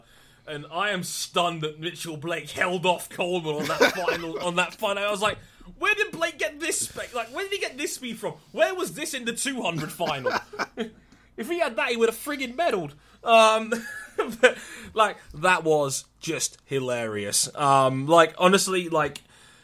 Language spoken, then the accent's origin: English; United Kingdom